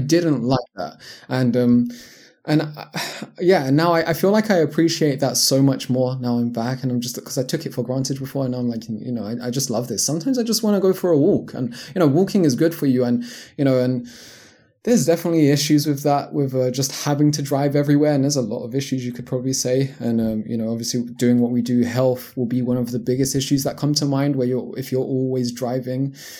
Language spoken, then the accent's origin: English; London, United Kingdom; moved away as an adult; also born or lived in Japan / United States; now in Portugal; born and raised in London, England.